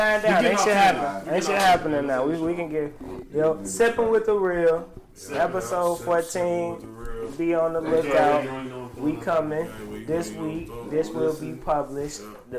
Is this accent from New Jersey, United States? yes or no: no; California, United States; You are a Chicagoan, and I'm a Californian.